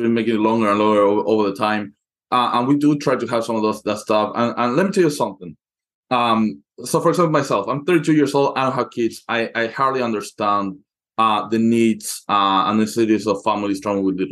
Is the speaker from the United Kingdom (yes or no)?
no; Argentina; moved away; I come from Argentina, where you pay your hairdresser in installments